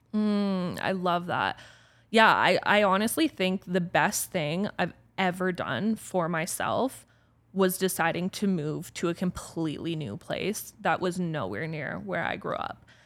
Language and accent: English; Orangeville, Ontario, Canada; moved away as an adult; also born or lived in Toronto; now in Calgary, Canada; this was how I was growing up in Orangeville